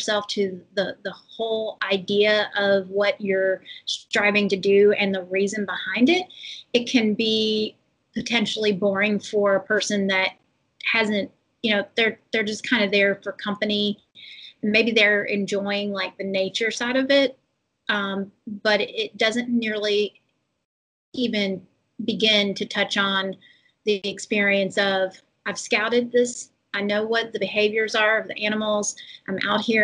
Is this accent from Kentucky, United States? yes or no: yes; Kentucky, United States; I'm from Kentucky, like from a city, but we definitely had, you know, we had all the wild game